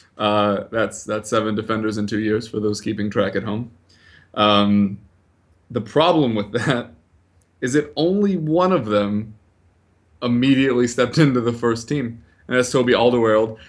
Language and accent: English; United States; I'm American